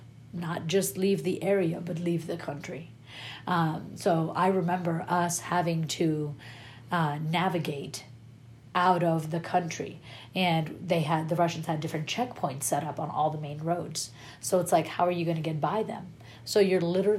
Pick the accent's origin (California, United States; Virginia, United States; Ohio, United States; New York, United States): California, United States; Inglewood; English is a second language; also born or lived in Kabul, Afghanistan / Apple Valley, California; I grew up in Inglewood. I grew up in Inglewood